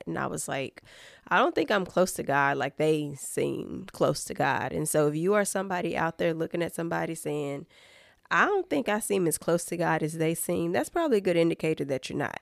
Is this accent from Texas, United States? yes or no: no; Fayette County, Tennessee, United States; I am originally from Fayette County, Tennessee, so that's right outside of Memphis, Tennessee